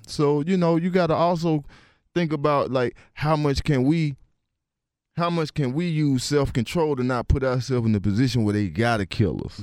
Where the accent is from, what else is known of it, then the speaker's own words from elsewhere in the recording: East Point, Georgia, United States; I'm from East Point